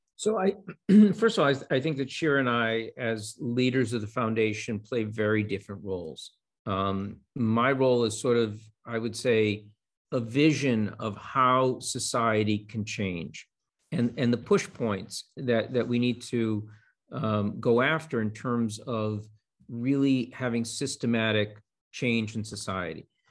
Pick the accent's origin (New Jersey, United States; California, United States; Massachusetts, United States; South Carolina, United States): Massachusetts, United States; Boston; I'm a Bostonian. I grew up here